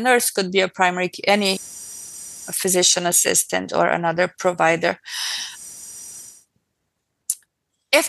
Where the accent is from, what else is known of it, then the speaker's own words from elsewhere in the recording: Brazil; moved away; I was born in Brazil